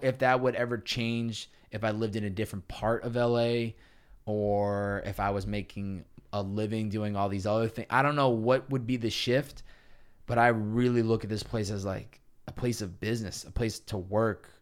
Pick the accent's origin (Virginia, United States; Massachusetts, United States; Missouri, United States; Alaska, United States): Massachusetts, United States; Chicopee; moved away as an adult; also born or lived in Boston, Massachusetts; I grew up in Chicopee, Massachusetts, about an hour and a half west of, uh, of Boston.